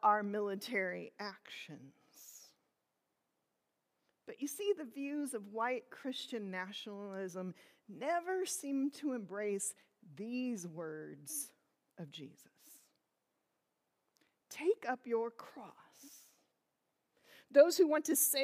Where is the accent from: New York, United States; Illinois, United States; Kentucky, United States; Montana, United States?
Illinois, United States; I grew up in Illinois